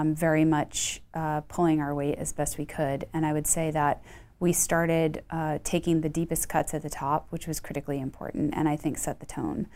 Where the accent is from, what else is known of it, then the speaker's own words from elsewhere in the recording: Boston, Massachusetts, United States; moved away as an adult; now in Houston, United States; I grew up in Boston, um, actually outside of Boston